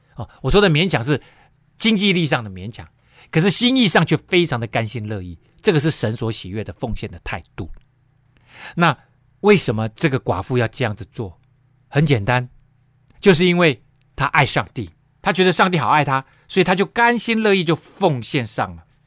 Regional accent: Taiwan; 特别对我们台湾人

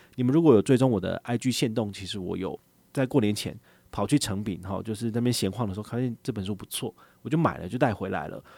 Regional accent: Taiwan; 我们台湾人

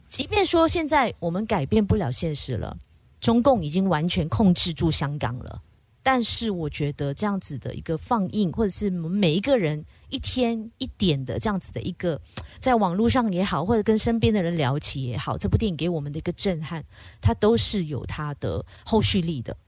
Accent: Kuching, Sarawak, Malaysia; 古晋人我们都是说福建话、客家话、中文为主嘛

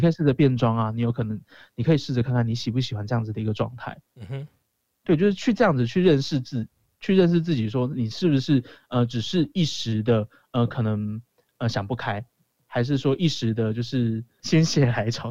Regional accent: Kaohsiung, Taiwan; 我是高雄人

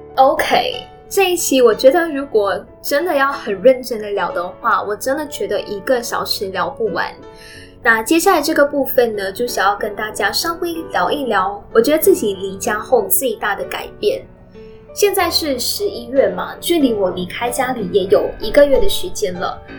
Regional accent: Penang, Malaysia; moved away as an adult; now in Kuala Lumpur, Malaysia; 离开我住了差不多二十年的家。呃，离开我的家，像槟城

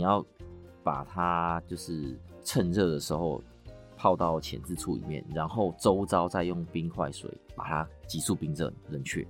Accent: Taiwan; 我们其实台湾人也蛮爱吃牛肚的

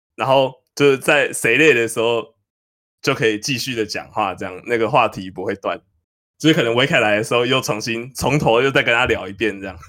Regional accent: New Taipei, Taiwan; 我是新北人

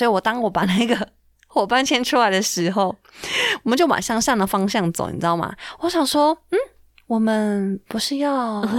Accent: Taiwan; 然后知道我们是台湾来的，哦，

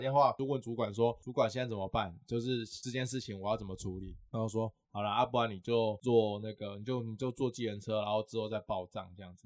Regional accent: Pingtung County, Taiwan; moved away as an adult; now in Taipei, Taiwan; 而且我刚上台北，我是屏东人

